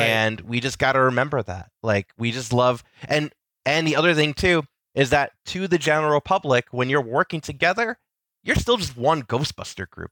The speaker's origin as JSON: {"language": "English", "region": "New Jersey", "country": "United States", "tie": "born or raised there", "said": "I've grown up in Jersey, just close enough to the city"}